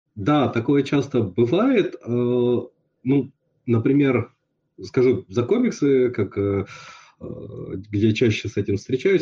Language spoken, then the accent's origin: Russian; Yakutsk, Sakha Republic, Russia; я вырос в Якутске, это было очень специфическое, да, то есть шесть месяцев в году зима